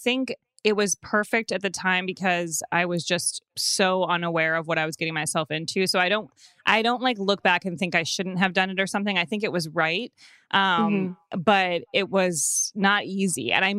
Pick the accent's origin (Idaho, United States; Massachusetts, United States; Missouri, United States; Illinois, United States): Illinois, United States; Evanston; Yeah, I grew up in Evanston, right outside of Chicago.